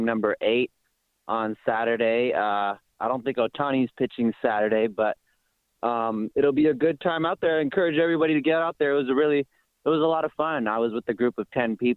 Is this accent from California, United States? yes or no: yes; Oakland, California, United States; I'm born in Oakland. I'm from Oakland.